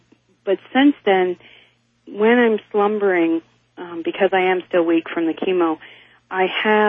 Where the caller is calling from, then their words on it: Eagle River, Alaska, United States; I'm from Eagle River, Alaska.